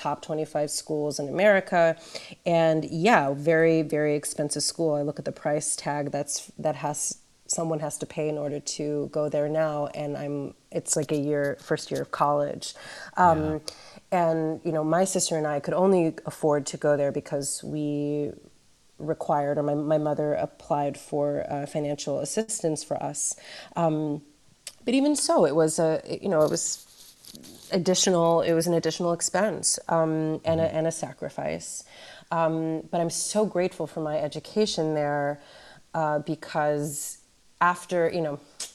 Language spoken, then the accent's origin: English; Webster Groves, Missouri, United States; I grew up in Webster Groves, which, like so many neighborhoods in St. Louis and across the United States, was segregated historically.